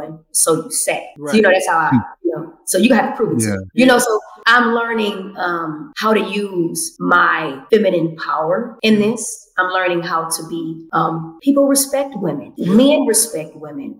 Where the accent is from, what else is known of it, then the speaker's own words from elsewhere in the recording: Detroit, Michigan, United States; moved away as an adult; also born or lived in Hollywood; now in Los Angeles, United States; from Detroit